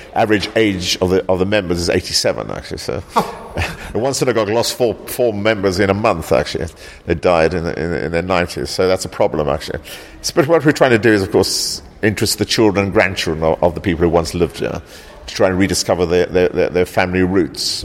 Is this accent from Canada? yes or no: no; South Africa; also born or lived in East End, London; now in London, United Kingdom; I grew up in South Africa